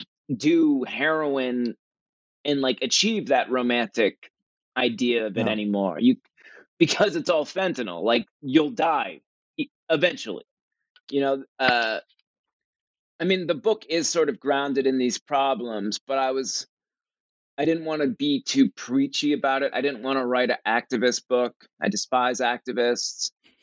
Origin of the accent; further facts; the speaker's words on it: Cape Cod, Massachusetts, United States; I grew up in Cape Cod. It's a beautiful, beautiful beach town in Massachusetts.